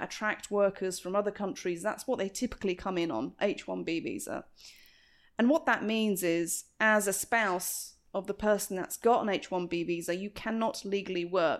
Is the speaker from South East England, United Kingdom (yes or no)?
yes; Surrey, South East England, United Kingdom; accent: British; moved away as an adult; now in Northwest Arkansas, United States; I grew up in Surrey, which is on the suburbs of London. It's about 30 minutes from central London, and I was one of five children. My parents immigrated from Pakistan to England in the 70s